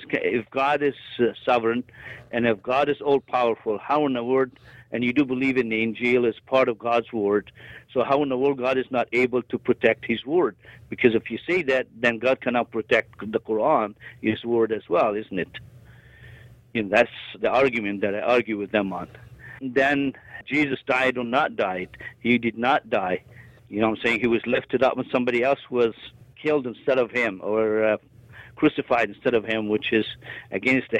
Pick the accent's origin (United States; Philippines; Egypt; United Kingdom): Egypt; moved away; I'm the son of Egypt